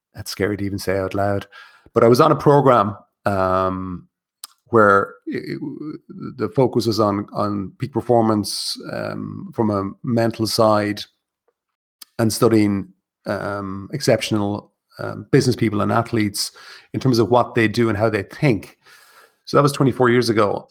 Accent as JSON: {"language": "English", "town": "Kilkenny", "region": "Leinster", "country": "Ireland", "moved": "yes", "said": "I'm originally from Kilkenny"}